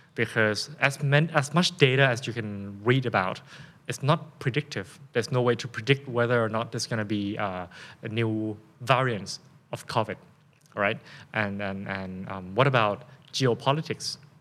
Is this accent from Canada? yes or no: no; Thailand; accent: Thai; first language Thai; English is a second language; my first language is of course Thai, right, and then English